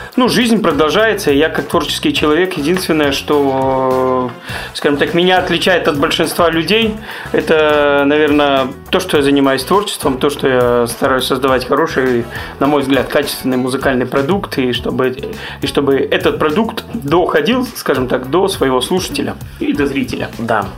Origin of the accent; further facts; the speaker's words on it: Grodno, Grodno Region, Belarus; moved away as an adult; now in Minsk, Belarus; Я родился в Гродно, я вырос в Гродно